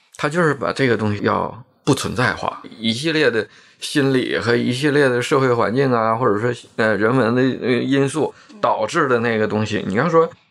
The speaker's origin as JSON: {"language": "Chinese", "town": "Shenyang", "region": "Liaoning", "country": "China", "said": "按我们沈阳的这种说法"}